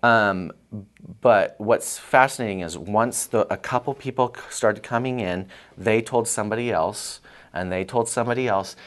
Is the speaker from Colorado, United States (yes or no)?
yes; Colorado, United States; also born or lived in New York; I was from Colorado